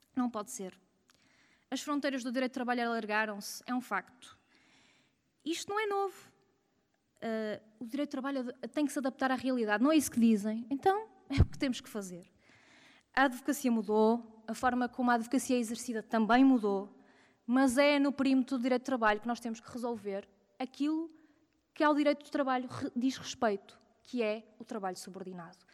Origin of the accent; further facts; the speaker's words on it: Porto, Norte, Portugal; eu sou do Porto